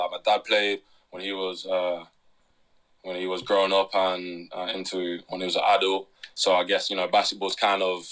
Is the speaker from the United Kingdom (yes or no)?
yes; Derby, East Midlands, United Kingdom; growing up in Derby